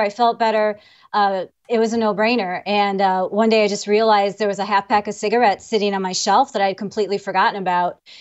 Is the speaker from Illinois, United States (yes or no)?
yes; Illinois, United States; I'm from, uh, Illinois. I spent, well, basically Illinois.